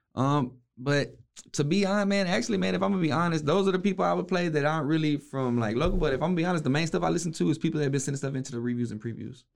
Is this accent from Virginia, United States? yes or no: no; West, Texas, United States; I'm from West